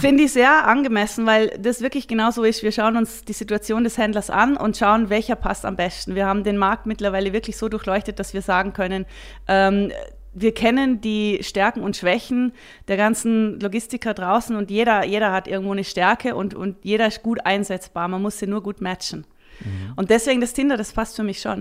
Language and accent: German; Vorarlberg, Austria; moved away as an adult; now in Switzerland; Als Vorarlbergerin immer schon große Affinität zu, zu den Bergen und natürlich auch zur Schweiz und bin dann in die Schweiz gekommen